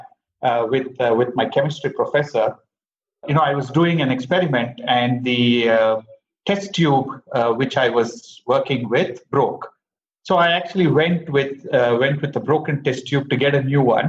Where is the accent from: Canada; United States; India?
India; Bangalore, Karnataka; I grew up in Bangalore